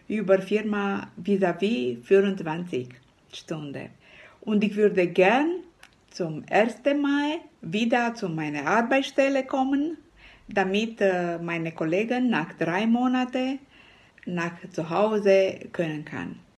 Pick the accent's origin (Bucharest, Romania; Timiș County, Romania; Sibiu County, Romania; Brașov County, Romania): Sibiu County, Romania; Sibiu; German is a second language; Ich komme aus Hermannstadt in Rumänien. Ich arbeite seit sechs Jahren als Pflegerin in Deutschland.